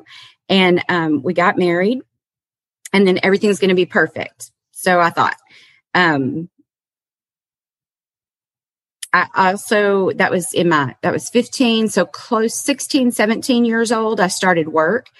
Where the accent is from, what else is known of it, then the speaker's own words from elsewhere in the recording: Kentucky, United States; also born or lived in Massachusetts; I was born in Massachusetts. I've got a mom, a dad, and two older brothers. When I was three, we moved to Kentucky.